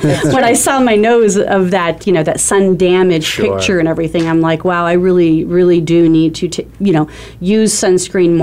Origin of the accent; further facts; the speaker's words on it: Arizona, United States; also born or lived in California; I'm from Arizona. I've lived here all of my life with the exception of being in California for a little bit.